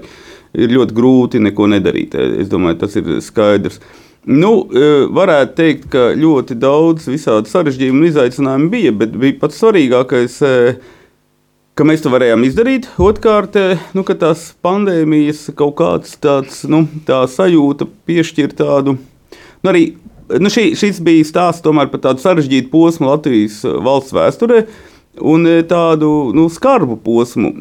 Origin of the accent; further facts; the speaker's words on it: Latgale, Latvia; also born or lived in Viļāni / Riga; Reizēm ar māti es runāju latgaliski, protams, ar mātes brāli